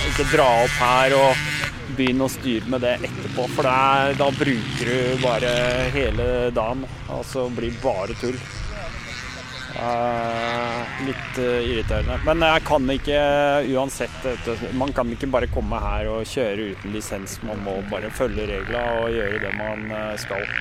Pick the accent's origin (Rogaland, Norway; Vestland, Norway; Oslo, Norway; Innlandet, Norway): Oslo, Norway; Jeg kommer fra Oslo